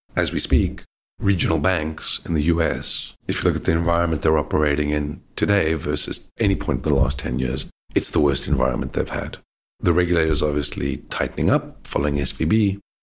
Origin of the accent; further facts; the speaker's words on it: South Africa; also born or lived in Australia; now in London, United Kingdom; I grew up in South Africa